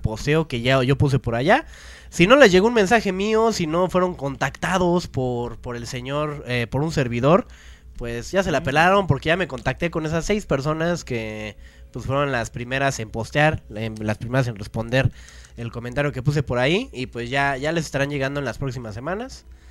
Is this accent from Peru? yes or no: no; Mexico; nosotros como mexicanos